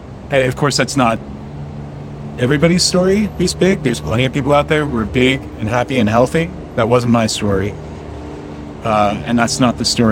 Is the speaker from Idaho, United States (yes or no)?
yes; North Idaho, United States; I grew up gay in North Idaho, and I went to a very religious school that taught that people like me shouldn't exist.